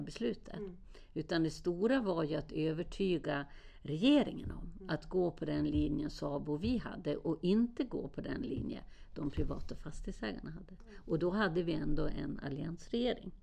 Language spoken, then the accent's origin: Swedish; Sweden; jag var från Sverige